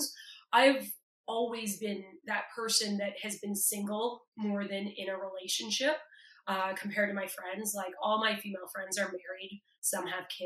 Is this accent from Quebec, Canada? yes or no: no; Toronto, Ontario, Canada; I'm from Toronto